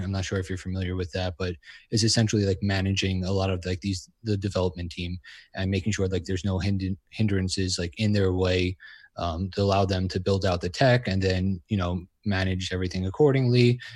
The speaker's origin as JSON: {"language": "English", "region": "New York", "country": "United States", "said": "I'm from New York"}